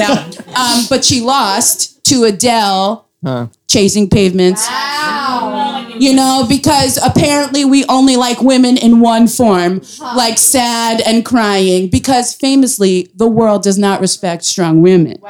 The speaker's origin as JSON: {"language": "English", "town": "New York City", "region": "New York", "country": "United States", "said": "I am from Brooklyn. I, my family is foreign."}